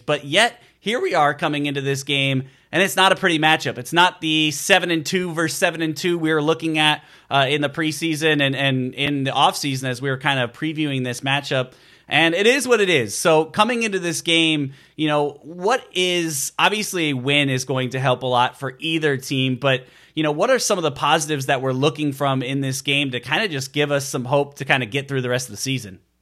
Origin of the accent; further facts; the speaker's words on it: Chicago, Illinois, United States; moved away; I grew up in the Chicago area